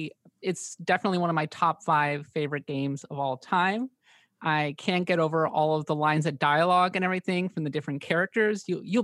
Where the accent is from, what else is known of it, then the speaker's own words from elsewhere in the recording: Minnesota, United States; I, too, am from the Midwest. I'm from Minnesota.